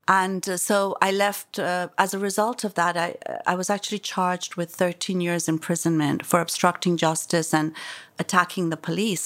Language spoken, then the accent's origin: English; Iran; now in London, United Kingdom; I was born there, I was raised there